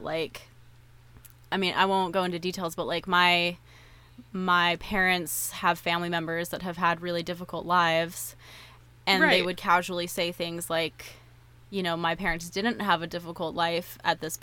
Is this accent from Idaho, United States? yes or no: yes; Idaho Falls, Idaho, United States; moved away; also born or lived in Pocatello, Idaho; I grew up, I was born in Pocatello and was there until I was about 9, and then I lived in Idaho yeah. Falls until I moved here